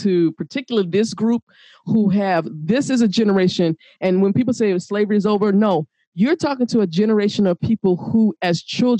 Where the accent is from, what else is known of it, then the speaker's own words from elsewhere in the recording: the South, United States; how I grew up in the South.